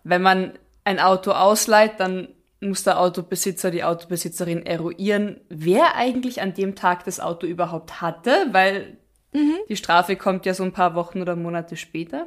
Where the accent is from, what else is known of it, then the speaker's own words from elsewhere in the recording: Austria; bei uns in Österreich